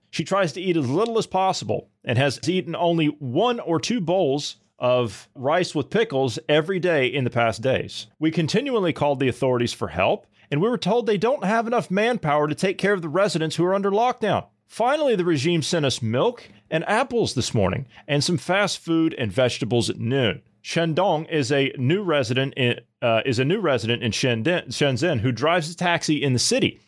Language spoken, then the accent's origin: English; United States; I'm an American, we the people guy